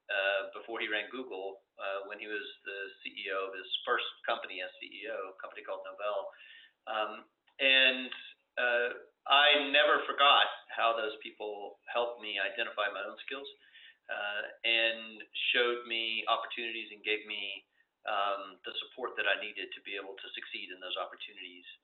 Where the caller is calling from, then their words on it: Denver, Colorado, United States; I'm calling in from uh, Denver, Colorado.